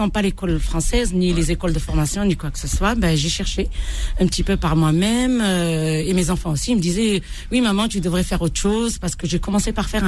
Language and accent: French; Bordj Bou Arréridj, Bordj Bou Arréridj Province, Algeria; L'Algérie profonde, la vraie Algérie